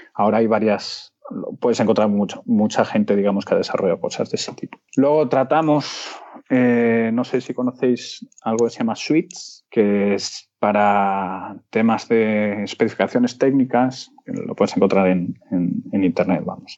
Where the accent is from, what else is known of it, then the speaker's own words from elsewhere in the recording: Madrid, Community of Madrid, Spain; moved away as an adult; also born or lived in Seville / Peru / Panama; nací en Madrid en, 1983